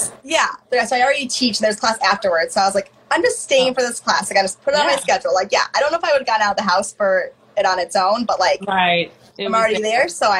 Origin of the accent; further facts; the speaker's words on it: Michigan, United States; also born or lived in Missouri / Indiana; now in Madison, United States; So yeah, I'm from the Midwest, but yeah, from Michigan, lived in Missouri for a long time, Indiana, okay. And I'm in Wisconsin.